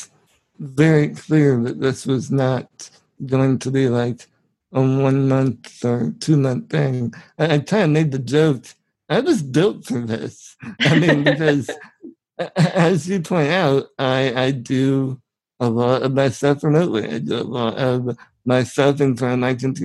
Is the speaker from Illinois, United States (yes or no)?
yes; 200 miles south of Chicago, Illinois, United States; I'm from 200 miles straight south of Chicago